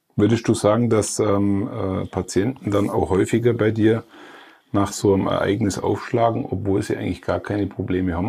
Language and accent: German; Allgäu, Bavaria, Germany; ich komme aus Elblich, aus Alpenregion, mhm. aus der Alpenregion mhm. schlechthin, dem Allgäu.